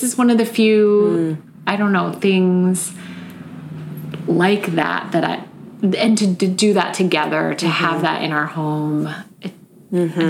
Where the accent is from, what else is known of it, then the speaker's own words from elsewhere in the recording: Chicago, Illinois, United States; moved away; I'm from Chicago.